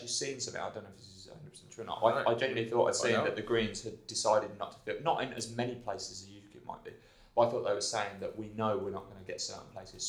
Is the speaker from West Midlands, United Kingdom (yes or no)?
yes; Birmingham, West Midlands, United Kingdom; I am from Birmingham. Yeah, Birmingham.